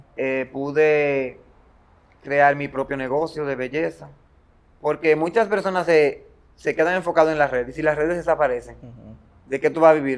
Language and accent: Spanish; Baní, Peravia, Dominican Republic; soy de Baní, eh, una comunidad llamada Matagorda, ubicada en la provincia de Peravia